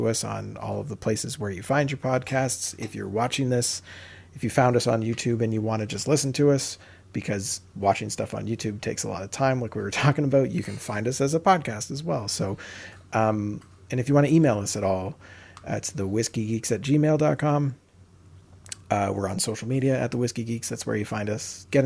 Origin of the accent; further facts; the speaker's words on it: Canada; we're Canadian